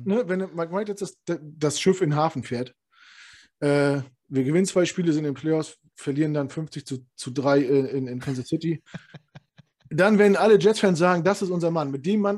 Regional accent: the East, East Germany, Germany; komm aus dem Osten

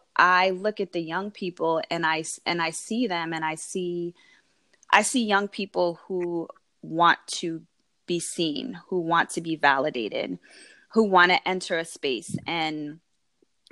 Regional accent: United States; growing up here in America, when I entered my household, I grew up in a very Habesha household

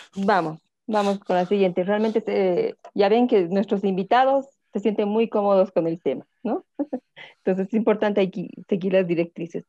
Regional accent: Bolivia; soy de Bolivia

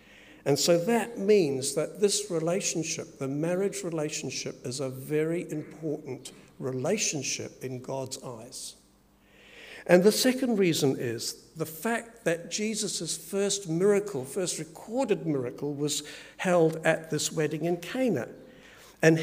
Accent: England, United Kingdom; born there; because I was born in England, lots of relatives there

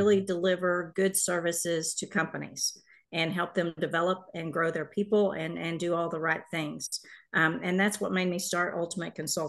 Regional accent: Carrollton, Texas, United States; So I grew up in the Carrollton area here in the Metroplex.

